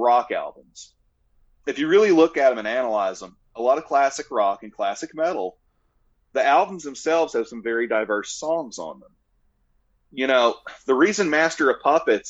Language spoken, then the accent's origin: English; Georgia, United States; I have a little bit of hometown spirit, I guess, for, you know, Georgia